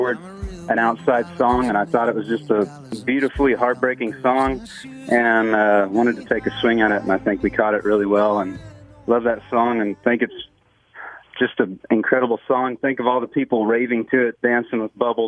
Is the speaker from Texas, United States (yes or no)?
yes; Texas, United States; I'm a boy from Texas